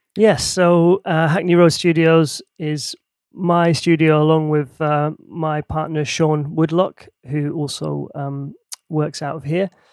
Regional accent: Helsinki, Uusimaa, Finland; now in London, United Kingdom; growing up in Helsinki in Finland

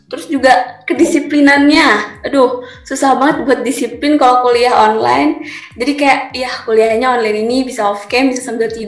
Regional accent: Sukabumi, West Java, Indonesia; menurut aku pribadi, karena aku kan dari Sukabumi, yang tentunya kalau misalkan nanti kuliahnya offline, otomatis aku kan di Ciputat ya ngekos

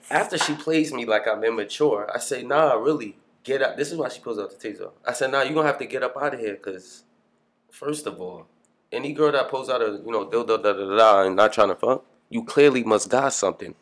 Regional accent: Long Island, New York, United States; also born or lived in Bronx, New York; now in Brooklyn, United States; Growing up in Long Island, obviously I grew up with my mother and my stepfather

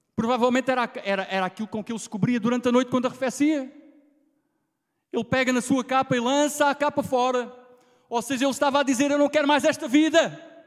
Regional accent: Alentejo, Portugal; accent: Alentejano; minha pronúncia lentejana, porque eu vou mantê-la sempre

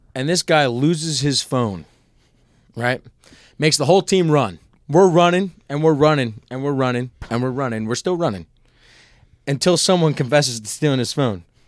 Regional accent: Nazareth, Pennsylvania, United States; I'm from Nazareth, Pennsylvania, the Lehigh Valley

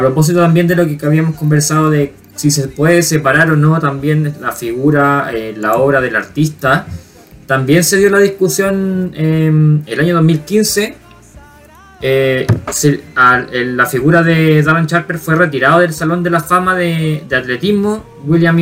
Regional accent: Chile; para nosotros como chilenos o como latinos

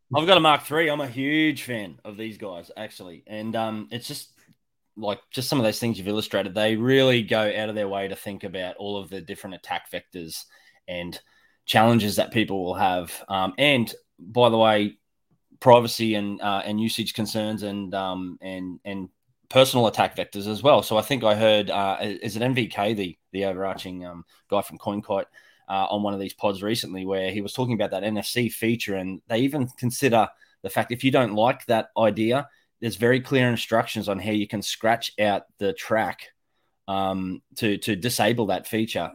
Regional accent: North Queensland, Australia; I'm from Australia, North Queensland.

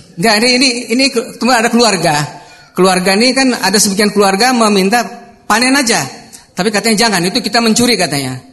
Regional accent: Kuala Kapuas, Central Kalimantan, Indonesia; di daerah saya, Kuala Kapuas

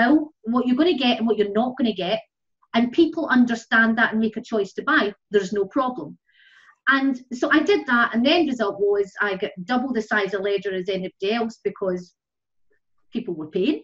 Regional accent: Ireland; moved away as an adult; now in Scotland, United Kingdom; I moved from Ireland to Scotland, as I say, 29 years ago

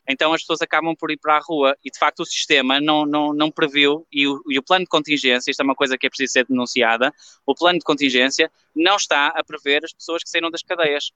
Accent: Portugal; a nossa sociedade, não é, enquanto portuguesa

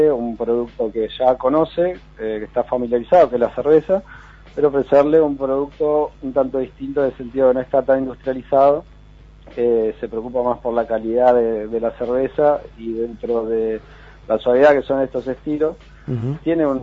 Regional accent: San Martín de los Andes, Neuquén, Argentina; que somos amigos desde hace más, no sé, de 20, 20 y pico de años, nos criamos en San Martín de los Andes, y hicimos un poco a la inversa, ¿viste? En vez de una vez que uno está en la ciudad, se quiere recalar en la montaña, nos vinimos de la montaña a la ciudad

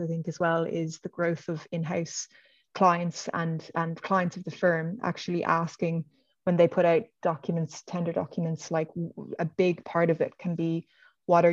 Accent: Dublin, Leinster, Ireland; I'm from Dublin

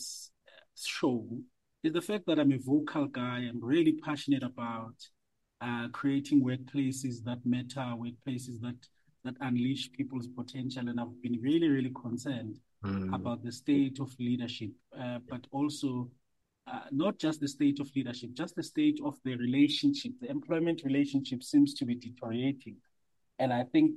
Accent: Johannesburg, Gauteng, South Africa; also born or lived in Soweto; I was born in Soweto, but grew up in a place called Orange Farm in the south of Johannesburg

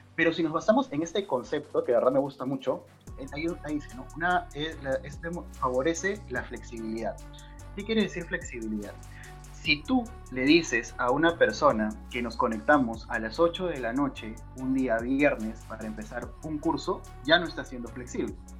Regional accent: Peru; somos, somos peruanos, somos peruanos.

